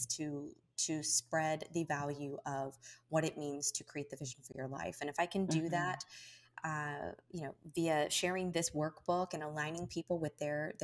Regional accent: Kentucky, United States; as a Hispanic child growing up in Kentucky

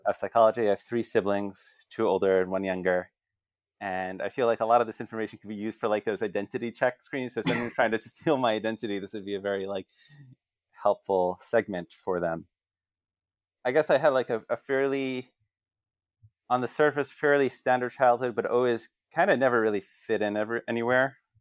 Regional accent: Northern New Jersey, United States; I grew up in Northern Jersey

